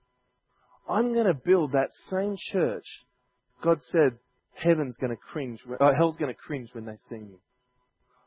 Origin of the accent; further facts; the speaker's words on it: Sydney, New South Wales, Australia; growing up in Chester Hill where I was living